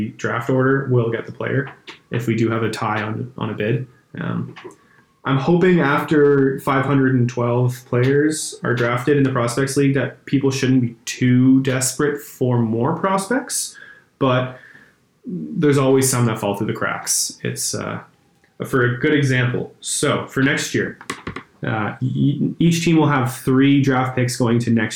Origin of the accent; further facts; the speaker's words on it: Canada; we're Canadian